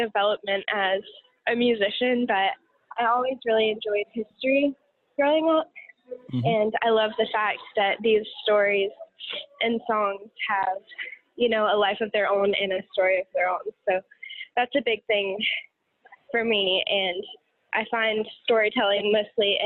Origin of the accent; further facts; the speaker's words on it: Pensacola, Florida, United States; moved away as an adult; also born or lived in Mississippi; now in Pittsburg, Kansas, United States; I was born and raised in North Florida, Pensacola, Florida